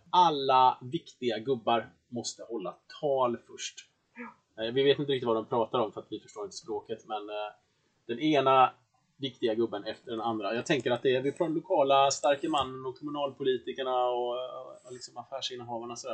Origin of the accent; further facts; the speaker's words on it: Sweden; vi svenskar